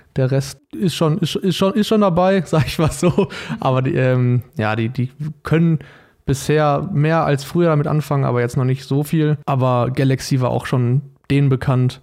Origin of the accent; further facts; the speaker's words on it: Paderborn, North Rhine-Westphalia, Germany; moved away as an adult; now in Darmstadt, Germany; bei mir in der Schule in Paderborn, also ich komme aus Paderborn